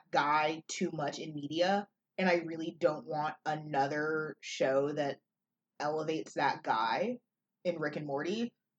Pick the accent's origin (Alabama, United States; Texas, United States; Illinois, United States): Texas, United States; Dallas-Fort Worth; moved away; almost every other Catholic that isn't in San Antonio lives in my hometown in Dallas-Fort Worth.